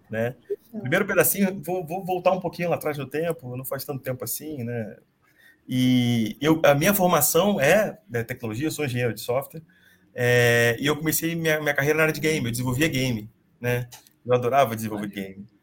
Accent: Rio de Janeiro, Brazil; now in São Paulo, Brazil; eu sou carioca, moro em São Paulo faz quase 10 anos.

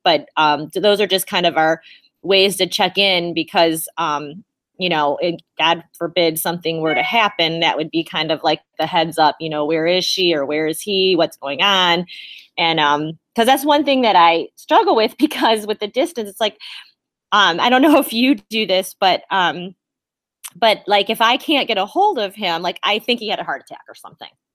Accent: South Amherst, Ohio, United States; also born or lived in Oberlin, Ohio / Elyria, Ohio; I believe I was born in Oberlin or Elyria Hospital, which is here in Ohio, and I had grown up in South Amherst

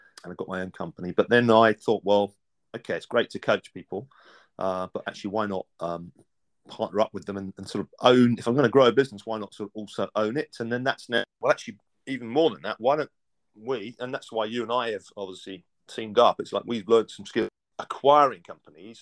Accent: Essex, East of England, United Kingdom; I was brought up in Essex, just east of London

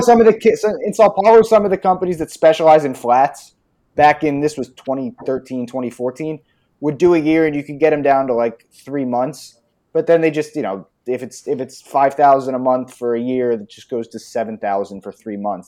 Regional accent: outside Philadelphia, Pennsylvania, United States; moved away as an adult; now in Brazil; I grew up outside of Philadelphia

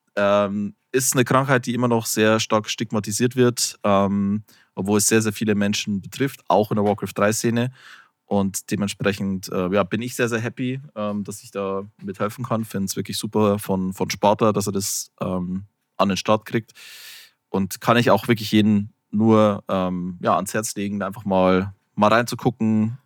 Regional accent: Bavaria, Germany; ich komme ja aus Bayern, was man ja durchaus sagen kann, was so die, die Bierregion schlechthin ist

